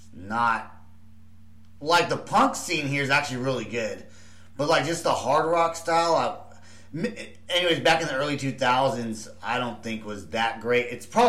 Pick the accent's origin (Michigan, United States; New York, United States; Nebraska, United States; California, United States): California, United States; Bay Area; moved away as an adult; now in Oklahoma City, United States; because I grew up in the Bay Area.